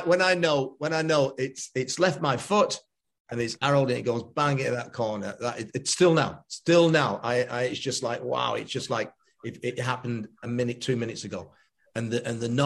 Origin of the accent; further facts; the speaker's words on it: Stockport, North West England, United Kingdom; Stockport County is my hometown.